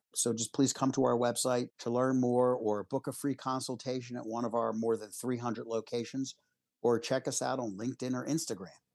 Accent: Philadelphia, Pennsylvania, United States; I grew up in Philadelphia in a middle class family

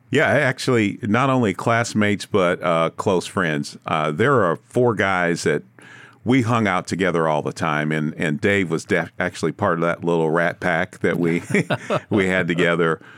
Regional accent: Kansas City, Missouri, United States; I was born and raised in Kansas City in the earlier part of my life.

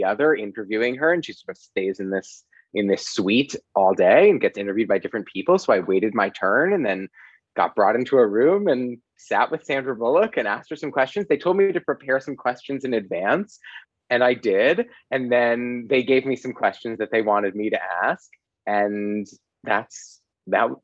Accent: Los Angeles, California, United States; also born or lived in Boston; I grew up in Los Angeles

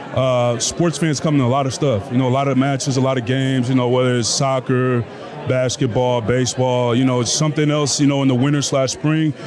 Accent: the Bay Area, California, United States; moved away; I'm from the Bay Area, I'm from California

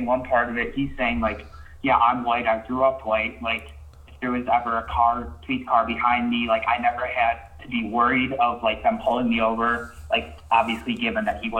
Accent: South Korea

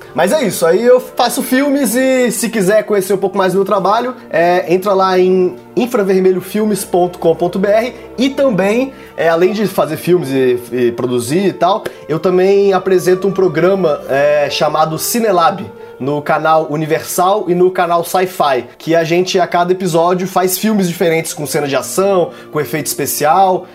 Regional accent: Brasília, Federal District, Brazil; moved away as an adult; now in São Paulo, Brazil; eu sou de Brasília, mas eu moro aqui em São Paulo há quase 10 anos já

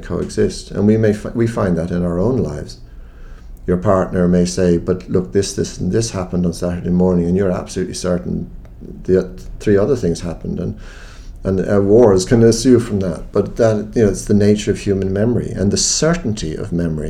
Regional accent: Ireland; an Irish Catholic of agnostic Catholic parents

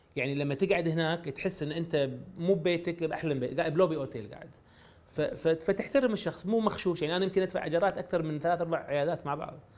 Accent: Kuwait; انا ماني امريكي انا كويتي

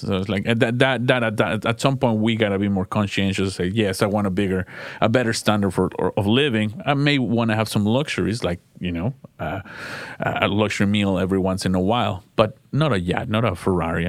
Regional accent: Mexico; moved away; I come from Mexico

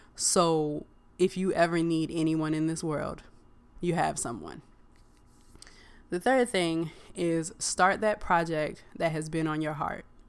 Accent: Virginia, United States; I grew up in Virginia

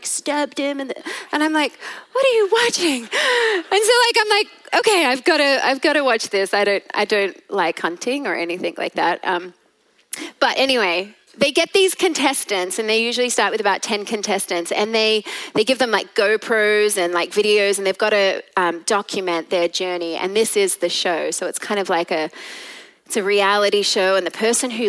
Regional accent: Australia; now in Texas, United States; I am Australian at heart

